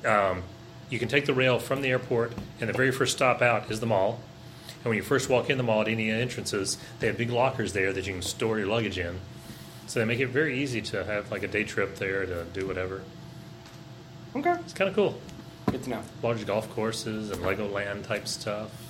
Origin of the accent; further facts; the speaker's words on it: the South, United States; I agree. I grew up in the South, though.